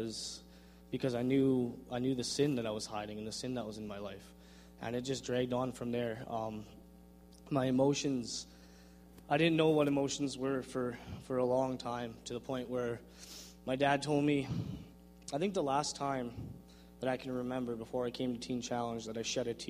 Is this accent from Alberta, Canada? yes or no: no; Vernon, British Columbia, Canada; born or raised there; also born or lived in Langley, British Columbia